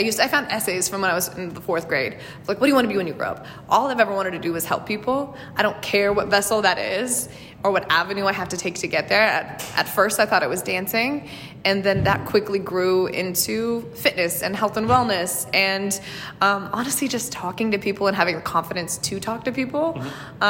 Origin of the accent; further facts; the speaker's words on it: California, United States; moved away as an adult; now in New York City, United States; my small town in California